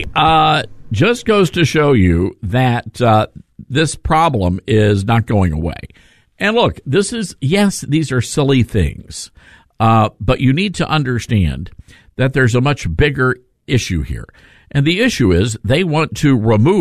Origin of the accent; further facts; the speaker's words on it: Memphis, Tennessee, United States; Memphis, Tennessee, my hometown